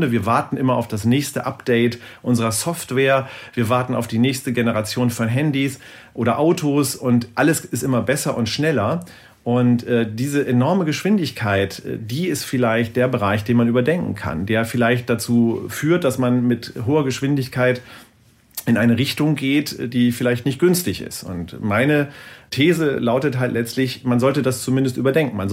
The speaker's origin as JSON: {"language": "German", "region": "Lower Saxony", "country": "Germany", "said": "Ich komme hier aus dem Norden hier gibt es ein Gebiet, das heißt Teufelsmoor äh, in der Nähe von Bremen, Worpswede, die Ecke."}